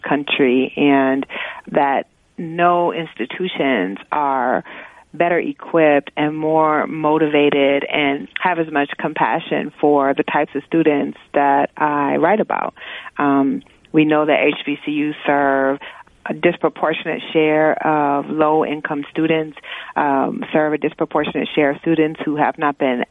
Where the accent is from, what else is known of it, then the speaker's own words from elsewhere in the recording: Iowa, United States; moved away; also born or lived in Oregon / North Carolina / New York; I grew up in Iowa and was bused as part of a school segregation program